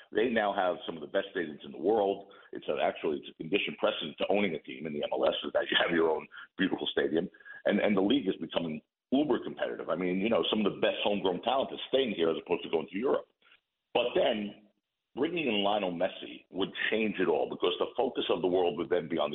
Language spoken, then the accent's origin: English; United States; I'm an American